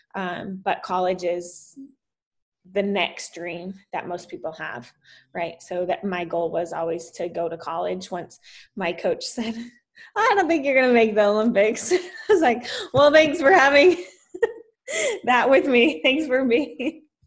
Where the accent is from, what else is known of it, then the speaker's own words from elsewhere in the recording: Salt Lake City, Utah, United States; also born or lived in Texas; now in Florida, United States; I grew up in uh, Utah, Salt Lake City